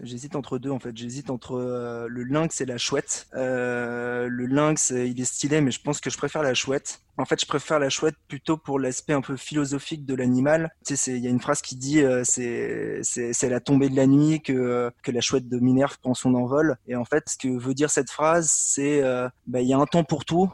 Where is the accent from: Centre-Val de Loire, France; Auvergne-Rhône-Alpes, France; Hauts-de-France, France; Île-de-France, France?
Île-de-France, France; Paris; je suis parisien